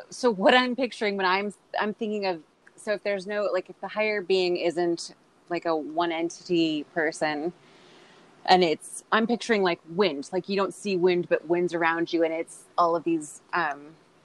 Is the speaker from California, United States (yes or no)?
yes; Orange County, California, United States; we're both from Orange County